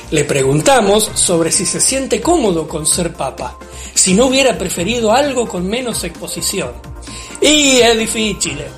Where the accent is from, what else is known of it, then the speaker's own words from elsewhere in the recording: Argentina; Saben que así como hago chistes todo el tiempo, también me enojo fácil, porque soy argentino.